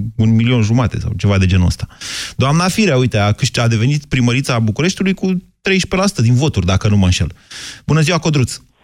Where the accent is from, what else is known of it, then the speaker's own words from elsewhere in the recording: Drobeta-Turnu Severin, Mehedinți County, Romania; eu sunt de la Severin